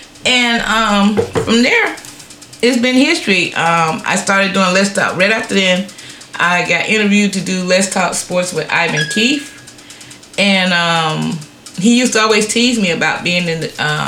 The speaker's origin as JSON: {"language": "English", "region": "Colorado", "country": "United States", "said": "When I say I'm from Colorado, they taught me well."}